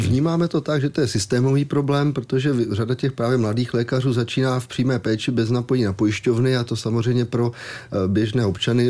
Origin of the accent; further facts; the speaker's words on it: Police nad Metují, Hradec Králové Region, Czechia; also born or lived in Broumov; já jsem rodák přímo z Police. Byť jsem se narodil v Broumově, samozřejmě Jasně. v policii. nebyla porodnice, ale, ale jsem místní.